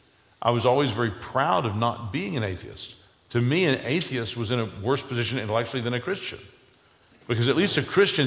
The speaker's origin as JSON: {"language": "English", "country": "United States", "tie": "born or raised there", "said": "growing up in America"}